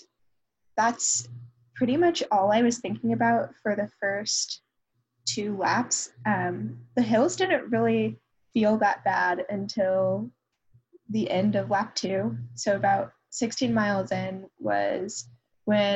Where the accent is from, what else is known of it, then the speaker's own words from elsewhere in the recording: Roswell, Georgia, United States; moved away; people from my hometown. So a lot of people from my high school still live around the Atlanta area